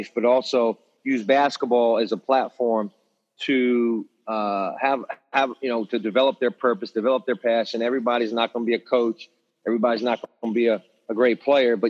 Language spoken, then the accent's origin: English; Hampton, Virginia, United States; where I grew up. I grew up in Hampton